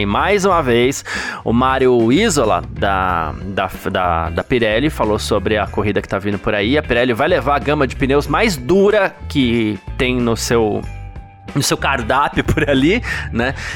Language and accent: Portuguese; Brazil; pra gente enquanto brasileiro